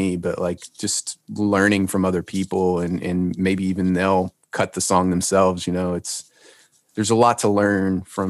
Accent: Louisiana, United States; now in Nashville, United States; I grew up in Louisiana

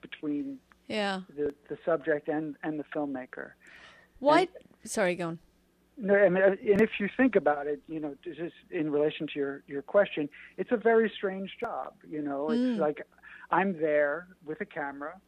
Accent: New York, United States; I'm a guy from New York

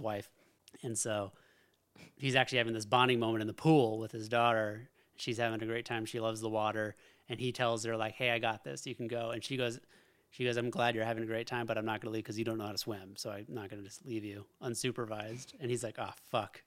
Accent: Alaska, United States; I grew up in Alaska.

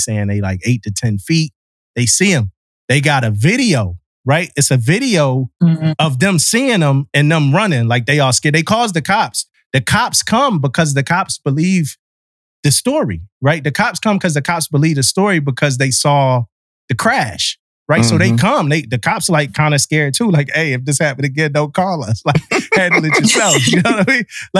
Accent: Mississippi, United States; You know, I'm from Mississippi, man.

